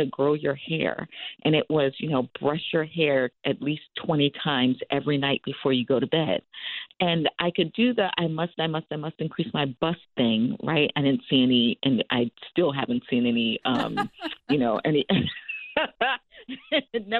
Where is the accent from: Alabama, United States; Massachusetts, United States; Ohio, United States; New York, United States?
New York, United States; Long Island; as a little Black girl growing up in Long Island